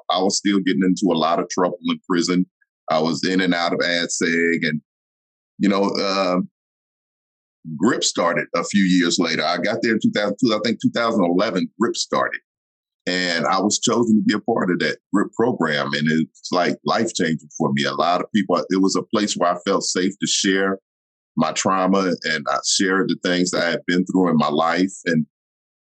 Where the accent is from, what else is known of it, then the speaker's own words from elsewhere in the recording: Pittsburg, California, United States; also born or lived in Augusta, Georgia; So we transferred from Georgia to Pittsburgh, California. And that's basically where I was raised.